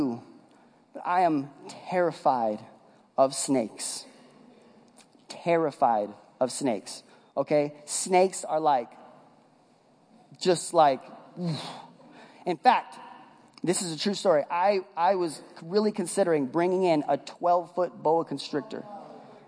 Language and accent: English; West Coast, United States; moved away; I'm from the West Coast